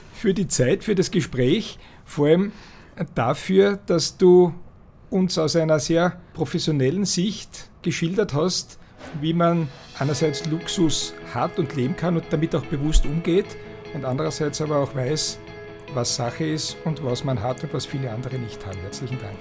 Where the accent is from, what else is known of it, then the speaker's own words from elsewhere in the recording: Styria, Austria; bei uns in der Steiermark sagt man Nudelwolker